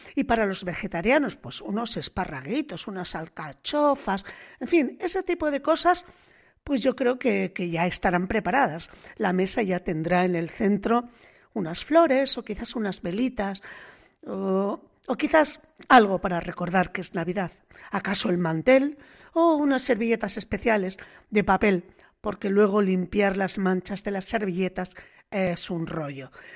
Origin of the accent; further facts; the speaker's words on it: the Cantabrian coast, northern Spain, Spain; aquí en el norte, ¿qué le vamos a hacer si nacimos en el Cantábrico